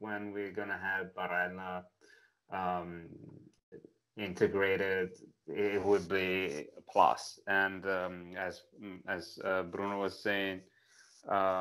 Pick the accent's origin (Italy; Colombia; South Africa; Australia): Italy; accent: thick Italian; English is a second language; moved away; I spend most of my life in Italy, as you can tell from my thick accent